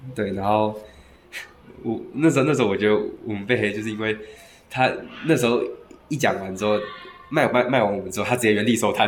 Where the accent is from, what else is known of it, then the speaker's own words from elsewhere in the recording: Taiwan; 以我们台湾人来听的话